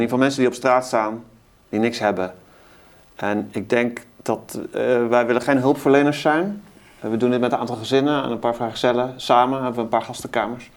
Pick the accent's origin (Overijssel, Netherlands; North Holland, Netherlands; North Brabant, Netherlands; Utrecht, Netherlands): North Brabant, Netherlands; Best; Ik kom uit eh, Brabant, het eh, Best